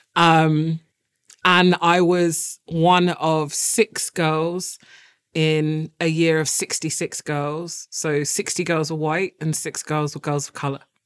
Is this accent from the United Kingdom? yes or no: yes; London, United Kingdom; when I grew up in Walthamstow